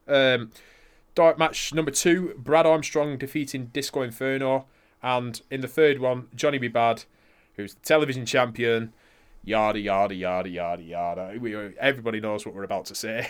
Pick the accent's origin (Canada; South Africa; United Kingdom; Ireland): United Kingdom; we are British